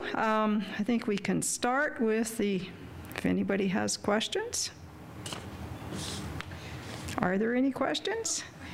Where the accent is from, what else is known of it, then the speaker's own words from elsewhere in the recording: Saskatchewan, Canada; moved away as an adult; now in Alberta, Canada; but I came from Saskatchewan and we moved here 6 years ago.